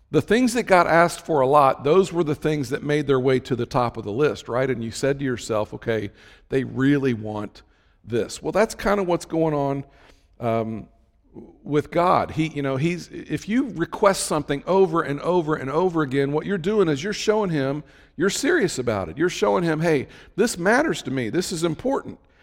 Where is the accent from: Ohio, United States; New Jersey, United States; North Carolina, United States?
Ohio, United States; Cincinnati; I'm from the Cincinnati area